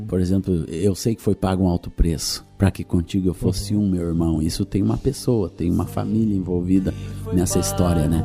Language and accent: Portuguese; Rio Grande do Sul, Brazil; also born or lived in Minas Gerais; Eu nasci em Minas, vim para o Rio Grande do Sul muito cedo, com 6 anos de idade, e nunca mais saí